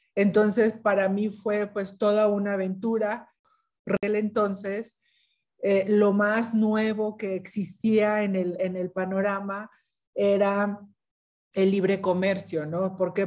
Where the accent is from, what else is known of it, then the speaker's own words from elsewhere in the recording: Ciudad Victoria, Tamaulipas, Mexico; yo soy de Ciudad Victoria, Tamaulipas, pues está en el norte de México